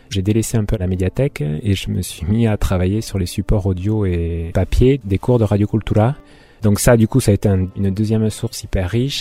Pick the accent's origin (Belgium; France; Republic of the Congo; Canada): France; Orthez, Nouvelle-Aquitaine; also born or lived in Paris / Basque Country; now in Hasparren, France; je suis natif du Béarn, d'Orthès